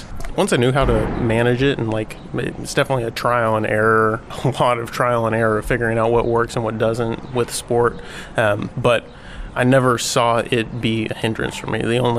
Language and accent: English; Austin, Texas, United States; I'm from Austin, Texas, 25 years old.